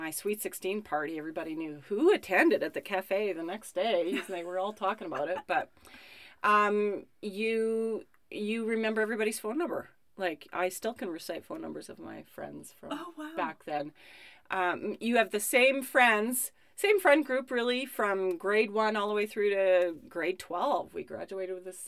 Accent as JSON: {"language": "English", "town": "Marsden", "region": "Saskatchewan", "country": "Canada", "tie": "born or raised there", "said": "I grew up in Marsden, Saskatchewan, which is a small town, small farming"}